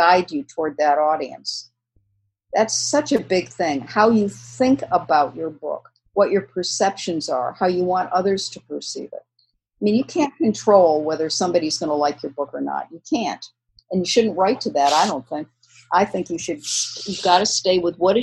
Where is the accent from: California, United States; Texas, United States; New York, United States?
New York, United States; moved away; I was from New York originally